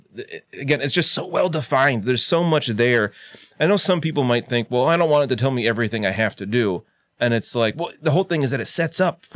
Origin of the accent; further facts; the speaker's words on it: United States; an American like myself.